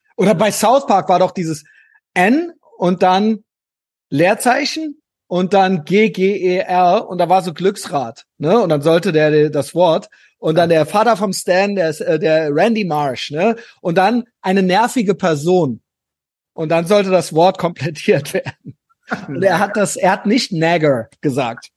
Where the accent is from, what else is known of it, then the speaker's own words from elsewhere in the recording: Germany; ich bin Deutscher